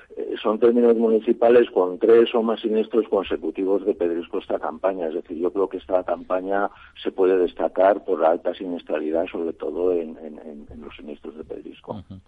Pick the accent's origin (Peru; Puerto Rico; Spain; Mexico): Spain; Extremadura; moved away; yo que soy extremeño